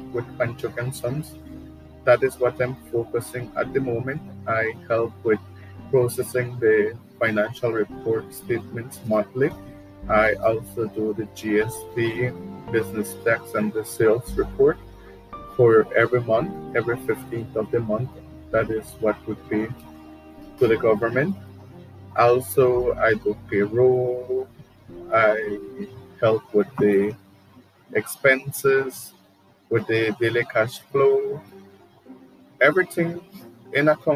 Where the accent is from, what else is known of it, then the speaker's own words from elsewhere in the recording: Orange Walk District, Belize; moved away as an adult; now in San Ignacio, Belize; I am originally from Orangewa. I am living here in San Ignacio for 6 years